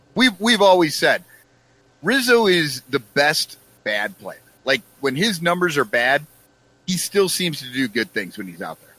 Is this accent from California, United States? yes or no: no; Iowa, United States; I grew up in Iowa, and uh, I was already wearing flannels and work boots